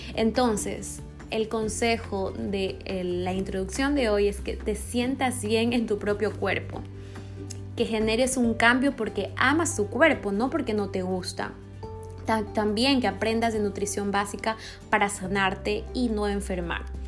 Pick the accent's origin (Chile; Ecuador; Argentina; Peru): Ecuador; aquí en Ecuador, eh, yo soy de Ecuador